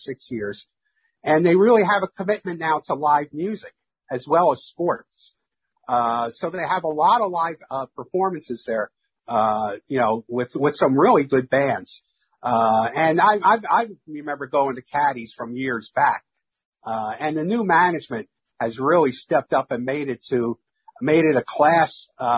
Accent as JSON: {"language": "English", "town": "New York City", "region": "New York", "country": "United States", "tie": "born or raised there", "moved": "yes", "said": "I grew up about 5 blocks from where Ebbets Field used to be"}